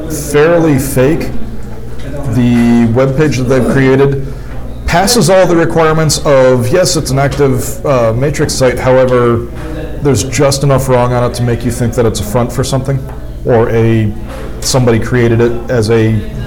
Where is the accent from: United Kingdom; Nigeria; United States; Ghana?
United States; Boston, Massachusetts; I'm from Boston.